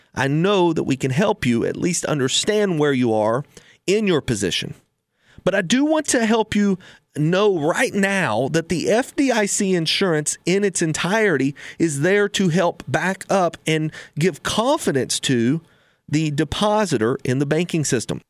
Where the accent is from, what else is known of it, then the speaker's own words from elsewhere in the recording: United States; we as an American public